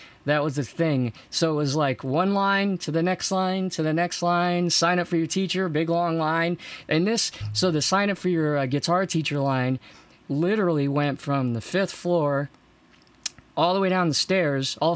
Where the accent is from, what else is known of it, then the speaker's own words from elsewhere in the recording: Maine, United States; I grew up in Maine